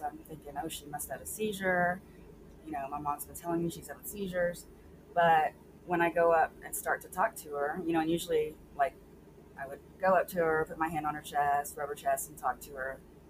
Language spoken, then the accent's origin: English; Sweeny, Texas, United States; I grew up in a really small town south near the Gulf Coast called Sweeney.